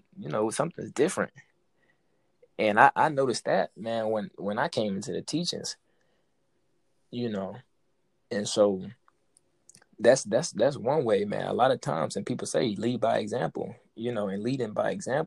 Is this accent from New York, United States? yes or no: yes; New York City, New York, United States; I grew up in Brooklyn young, and you know what I'm saying, on Flatbush